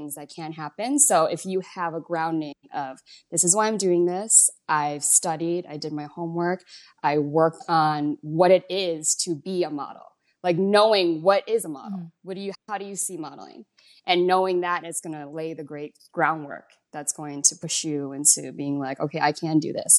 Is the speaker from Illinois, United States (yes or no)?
yes; Chicago, Illinois, United States; moved away as an adult; now in Las Vegas, United States; I grew up mostly around Chinese kids in Chicago